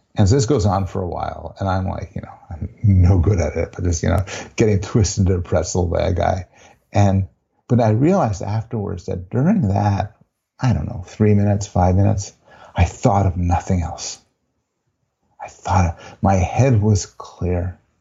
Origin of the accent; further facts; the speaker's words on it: Canada; I'm a Canadian, I'm Jewish, I'm a professor